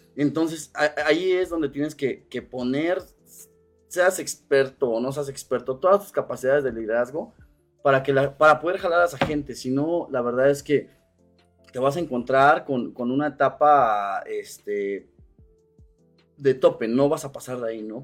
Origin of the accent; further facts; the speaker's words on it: Cuernavaca, Morelos, Mexico; yo soy este emprendedor originario de Cuernavaca, Morelos